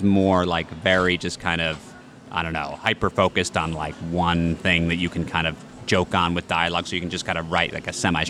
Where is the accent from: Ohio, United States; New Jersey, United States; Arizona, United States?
New Jersey, United States; Everybody talks about how I'm from New Jersey.